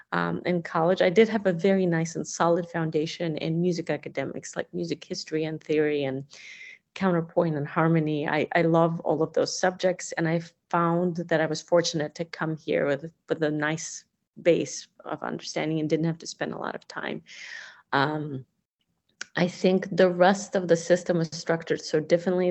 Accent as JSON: {"language": "English", "country": "Russia", "tie": "born or raised there", "moved": "yes", "lives_now": "United States", "said": "growing up in the Soviet Union"}